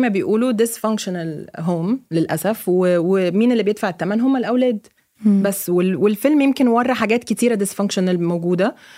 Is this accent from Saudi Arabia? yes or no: no; Egypt; moved away; also born or lived in Lebanon; انا كواحده مصريه اوكي انا عشت في لبنان 8 سنين